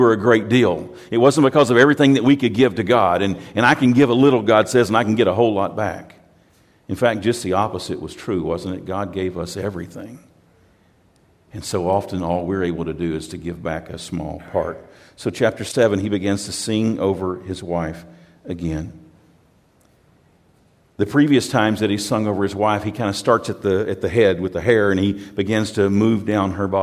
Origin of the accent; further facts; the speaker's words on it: United States; I'm from America